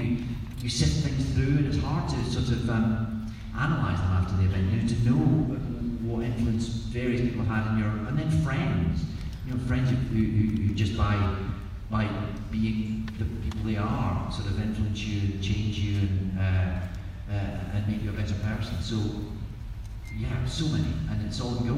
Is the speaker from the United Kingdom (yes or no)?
yes; Scotland, United Kingdom; accent: Scottish; I'm Scottish